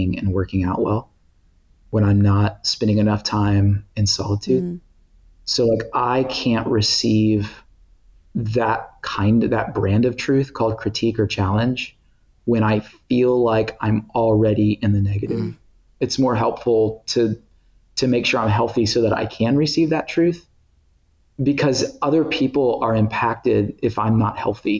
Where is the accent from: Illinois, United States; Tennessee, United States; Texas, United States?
Tennessee, United States; also born or lived in Thailand; I grew up in Tennessee